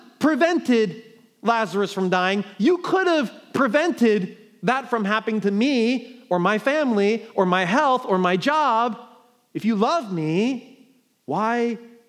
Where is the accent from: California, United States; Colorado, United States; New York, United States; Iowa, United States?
New York, United States; moved away; I'm from New York